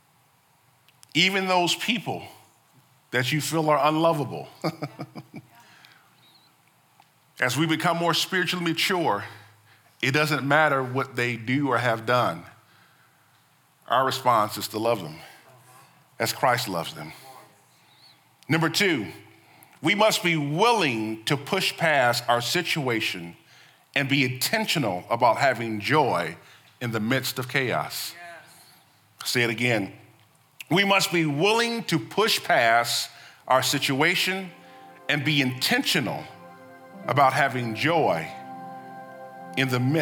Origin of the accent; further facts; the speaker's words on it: United States; as Americans